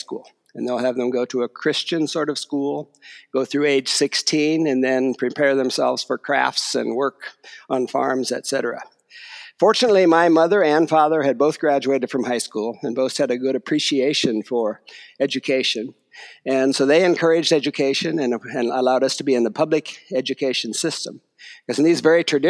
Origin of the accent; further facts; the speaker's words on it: Ohio, United States; Yes, I grew up in Ohio and grew up as a Mennonite